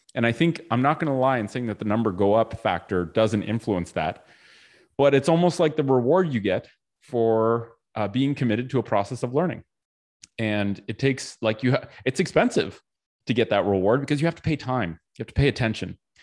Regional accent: Canada; I was born in Canada

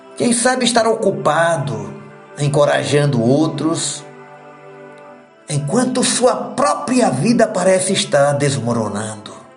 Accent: Sertão, Brazil; como sertanejo que eu sou

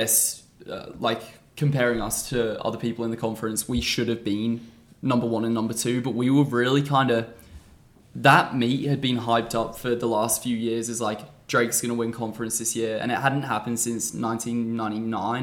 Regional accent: Australia; moved away; also born or lived in England; I was born in England, grew up in Australia.

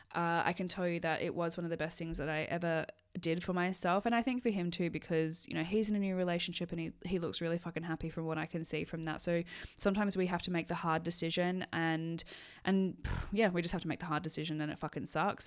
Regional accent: Sydney, New South Wales, Australia; moved away as an adult; now in Scotland; leave my life in Sydney

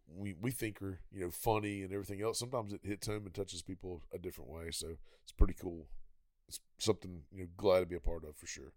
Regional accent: Pensacola, Florida, United States; Pensacola, Florida, my hometown

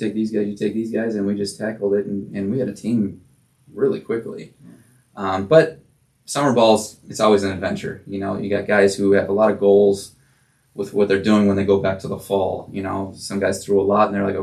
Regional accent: South Holland, Illinois, United States; also born or lived in Mississippi; I'm from South Holland, Illinois

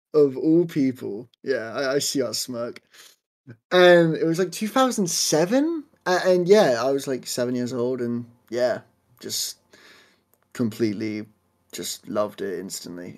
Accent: Southampton, South East England, United Kingdom; I am from Southampton in, uh, the United Kingdom in England.

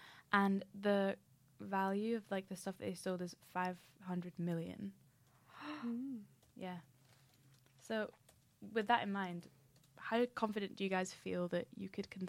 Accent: Scotland, United Kingdom; No, I have like a super mellow accent, but I'm from Scotland.

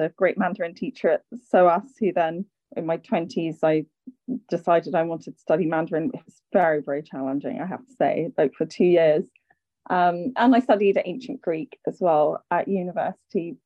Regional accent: London, United Kingdom; I grew up in London. Both my parents are Irish

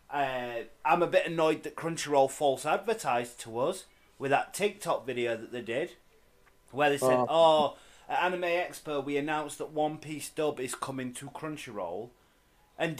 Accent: United Kingdom; I might be British, but I'm not Welsh

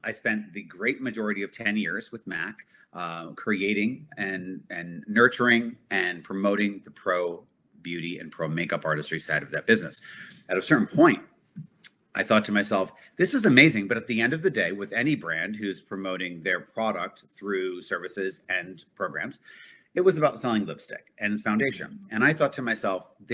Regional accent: Connecticut, United States; moved away as an adult; also born or lived in New York; I grew up in Connecticut, in New York constantly.

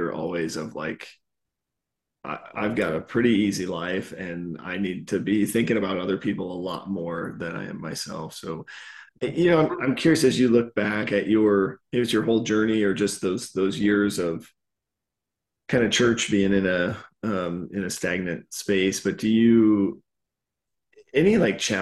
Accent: Westgate, United States; I grew up in Westgate

